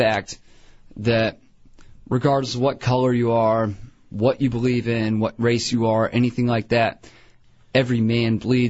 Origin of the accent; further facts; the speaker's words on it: Longwood, Florida, United States; I grew up in Central Florida, I grew up in Longwood. It was Longwood Lake Mary High School.